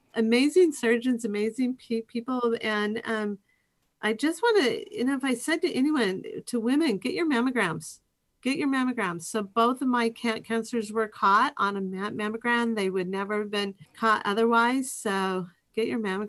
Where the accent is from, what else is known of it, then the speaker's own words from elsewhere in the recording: Eastern Washington, United States; I grew up in Eastern Wa-, Washington